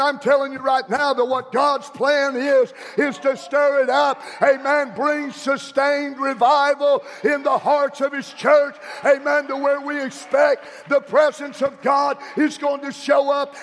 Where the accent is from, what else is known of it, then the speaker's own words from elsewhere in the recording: Tulsa, Oklahoma, United States; I grew up in Tulsa, Oklahoma. And I grew up on, on the west side of Tulsa.